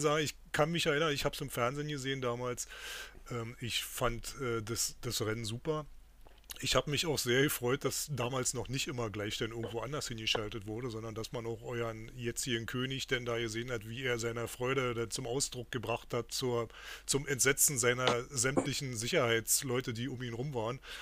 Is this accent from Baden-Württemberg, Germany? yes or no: no; Berlin, Germany; Große Grünauer Ruderregatta, die wir als Berliner ja hier noch kennen